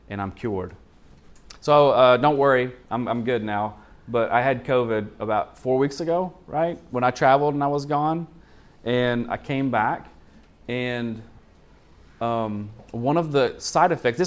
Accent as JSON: {"language": "English", "region": "Arkansas", "country": "United States", "said": "I'm from Arkansas"}